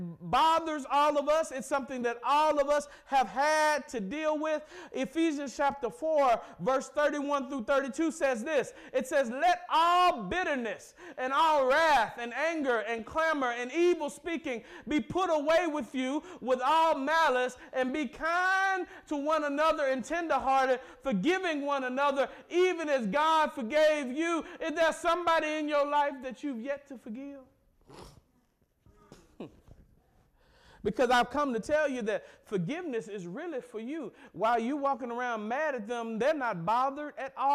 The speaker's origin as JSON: {"language": "English", "region": "the South", "country": "United States", "said": "I'm from the South"}